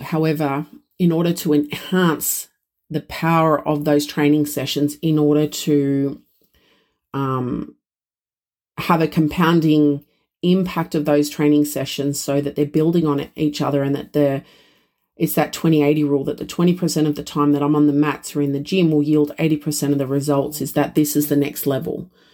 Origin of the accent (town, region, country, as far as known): Australia